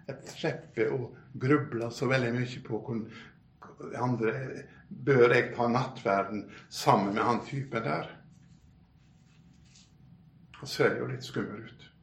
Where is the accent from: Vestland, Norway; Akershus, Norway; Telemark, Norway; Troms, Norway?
Vestland, Norway; Bømlo; now in Oslo, Norway; Jeg kom jo fra Bømlo, via Bryne og Saron, av alle ting, til Oslo.